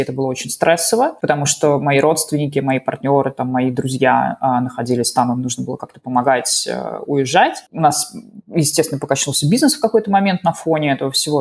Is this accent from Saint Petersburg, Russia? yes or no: yes; Saint Petersburg, Russia; moved away as an adult; also born or lived in Sofia, Bulgaria / Bulgaria / Netherlands; в целом я из Питера